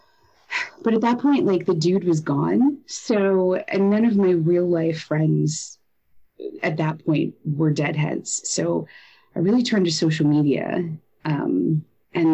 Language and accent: English; Connecticut, United States; I grew up in Connecticut